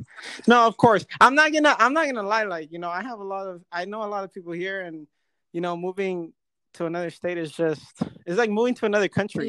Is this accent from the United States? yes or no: yes; California, United States; now in Las Vegas, United States; I'm from Cali